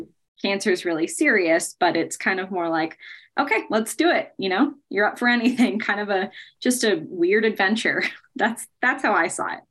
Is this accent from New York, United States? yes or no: no; Bay Area, Northern California, United States; moved away as an adult; now in Colorado, United States; I grew up in California, in Northern California, in the Bay Area, and I've lived in Colorado for just over seven years now